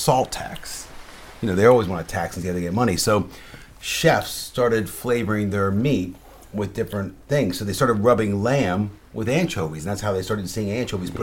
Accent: Iowa, United States; moved away as an adult; now in United Kingdom; I grew up in Iowa, my parents, we had corn every single night on the table.

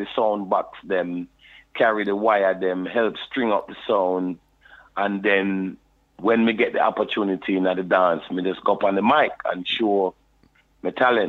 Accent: London, United Kingdom; I was born in London, you know, and in Dulwich Hospital, and grew up in Brixton Town, you know, South London, SW9

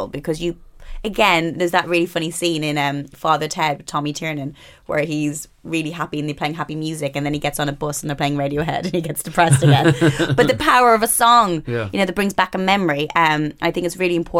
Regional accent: Ireland; I grew up in Catholic Ireland

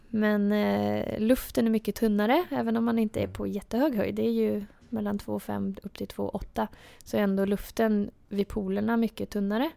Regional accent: outside Linköping, Östergötland, Sweden; Jag är ju eh, från utanför Linköping

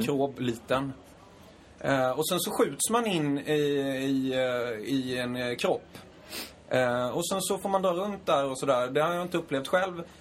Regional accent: Småland, Sweden; jag är från Småland

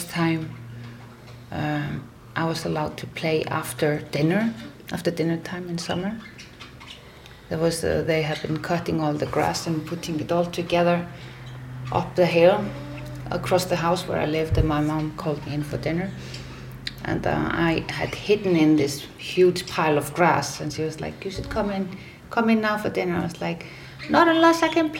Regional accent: Reykjavik, Capital Region, Iceland; also born or lived in Vík, Iceland / Paris, France; I was born in Reykjavik, but I grew up in Vík, the most southern village of Iceland

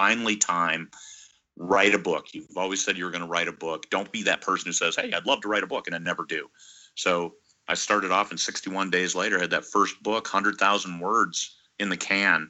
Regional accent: Iowa, United States; now in Alaska, United States; I was born and raised in Iowa

